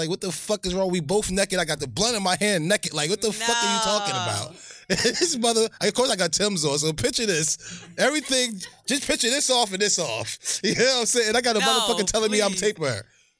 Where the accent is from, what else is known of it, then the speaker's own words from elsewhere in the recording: Linden, New Jersey, United States; when I grew up in Linden